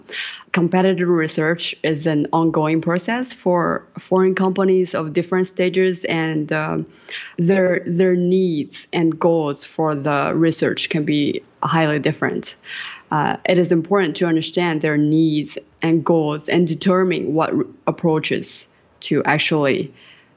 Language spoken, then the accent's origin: English; Jiangsu, China; moved away as an adult; also born or lived in Wuhan, China / Shanghai, China; now in Prague, Czech Republic; I grew up in Jiangsu province in China and studied in Wuhan for 6 years.